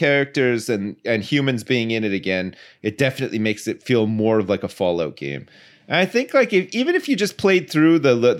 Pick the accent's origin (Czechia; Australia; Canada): Canada; Ottawa, Ontario; I remember when I was younger, where I grew up in Ottawa, in the suburbs, they introduced like this their recycling scheme.